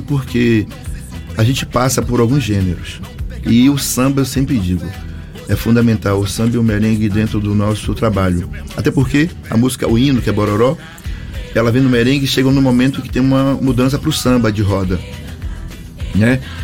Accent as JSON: {"language": "Portuguese", "town": "Salvador", "region": "Bahia", "country": "Brazil", "said": "Eu venho do Candial, bairro de Salvador, Bahia"}